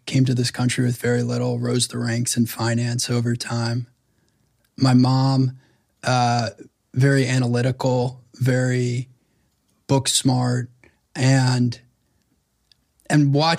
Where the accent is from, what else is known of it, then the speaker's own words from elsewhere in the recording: New York, United States; Well, I grew up on the North Shore of Long Island.